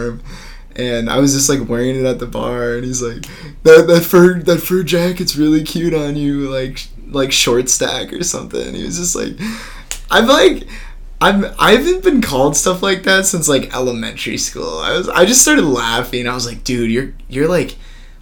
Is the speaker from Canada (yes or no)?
no; Oshkosh, Wisconsin, United States; I'm from Oshkosh